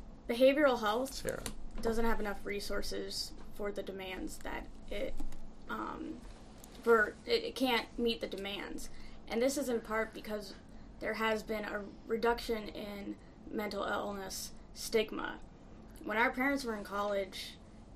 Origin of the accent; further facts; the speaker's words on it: Midwest, United States; moved away as an adult; now in Boston, United States; I'm from the Midwest. A lot of people I grew up with stayed in the Midwest